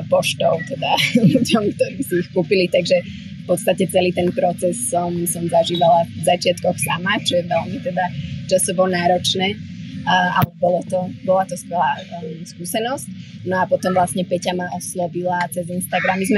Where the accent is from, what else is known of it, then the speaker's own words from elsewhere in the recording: Slovakia; moved away as an adult; also born or lived in New York / Amsterdam / Prague / Tel Aviv; now in Bali, Indonesia; no ja som teda zo Slovenska.